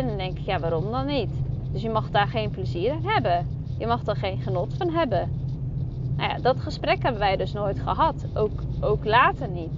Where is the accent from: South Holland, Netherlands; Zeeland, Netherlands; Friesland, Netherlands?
Zeeland, Netherlands; Ik kom uit Zeeland. Ook dan nog Zeeuwse, eh, van het platteland. Zeeuws meisje